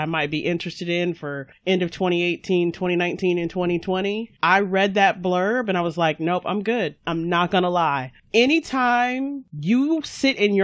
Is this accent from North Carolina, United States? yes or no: yes; North Carolina, United States; I grew up in North Carolina, but for the first 10 years of my life, I lived on a military base.